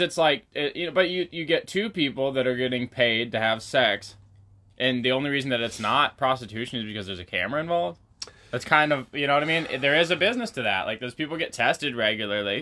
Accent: Pacific Northwest, United States; growing up in the Pacific Northwest

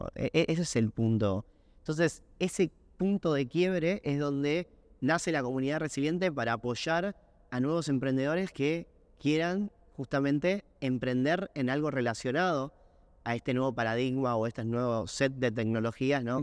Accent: Buenos Aires, Argentina; soy de Barracas

